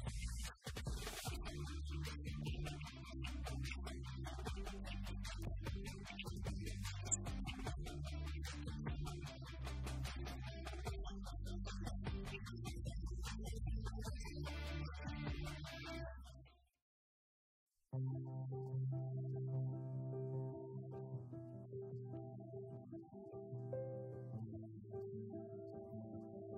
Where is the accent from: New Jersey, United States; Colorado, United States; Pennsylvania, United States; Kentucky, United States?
Kentucky, United States; Danville; we grew up in Danville and basically Boyle County.